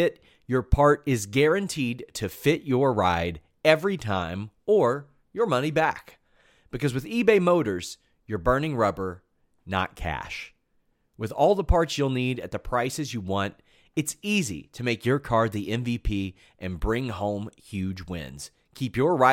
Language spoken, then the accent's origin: English; Lexington, Kentucky, United States; Kentucky, I'm from Lexington